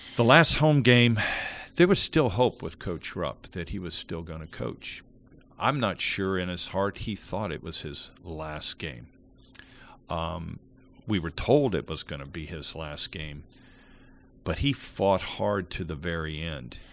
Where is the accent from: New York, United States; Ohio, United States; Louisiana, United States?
Ohio, United States; Hamilton; when I was kids growing up in Hamilton, she used to drive my sister and I to Middletown, Ohio